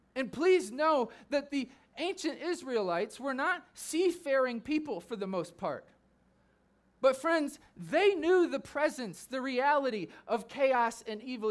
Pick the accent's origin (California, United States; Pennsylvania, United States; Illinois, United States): Illinois, United States; Chicago; I was seventeen years old, growing up in the Chicagoland area.